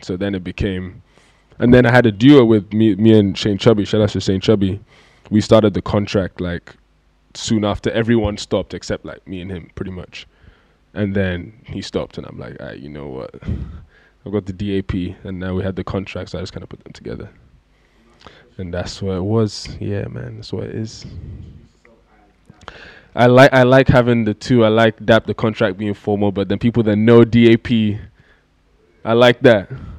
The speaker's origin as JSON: {"language": "English", "country": "Nigeria", "accent": "English", "said": "So as soon as that happened, it's always like, wait, who are, so where are you from? And I'm like, I'm Nigerian, I went to school in London."}